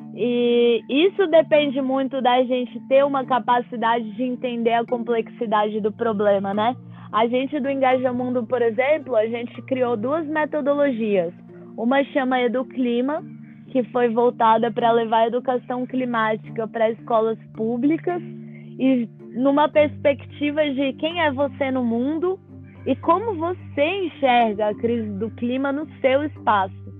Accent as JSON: {"language": "Portuguese", "country": "Brazil", "said": "para mim que venho do Brasil"}